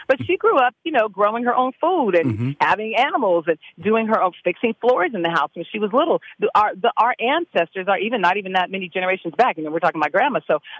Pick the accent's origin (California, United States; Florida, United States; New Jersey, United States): California, United States